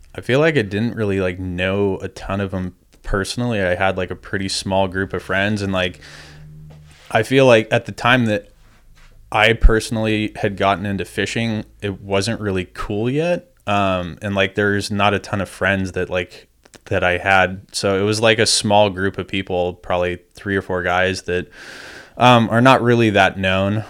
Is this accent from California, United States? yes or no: yes; Crystal Cove, California, United States; I grew up in Crystal Cove, um, and just kinda grew up down there at the beach